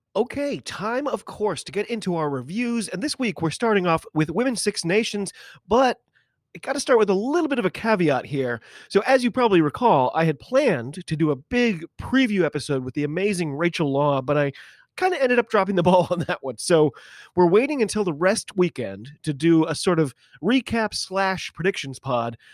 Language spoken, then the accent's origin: English; United States; I'm an American